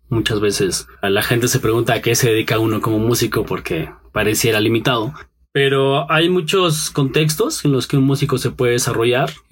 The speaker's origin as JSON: {"language": "Spanish", "town": "Pachuca", "region": "Hidalgo", "country": "Mexico", "tie": "born there", "also_born_or_lived": "State of Mexico", "moved": "yes", "lives_now": "Mexico City, Mexico", "said": "tengo 30 años, nací en la ciudad de Pachuca, en Hidalgo, eh, rápidamente me vine aquí a vivir al Estado de México primero"}